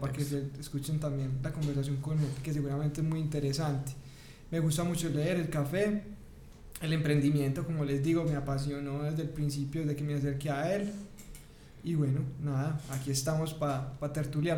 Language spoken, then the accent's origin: Spanish; Paisa, Antioquia, Colombia; also born or lived in Bogotá; como buen paisa, primíparo